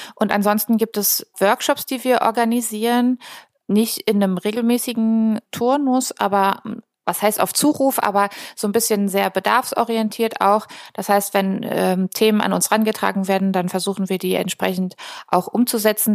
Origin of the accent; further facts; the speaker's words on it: near Potsdam, Brandenburg, Germany; moved away as an adult; also born or lived in Berlin; now in Rostock, Germany; Ich bin ursprünglich aus der Nähe von Potsdam, also gebürtige Brandenburgerin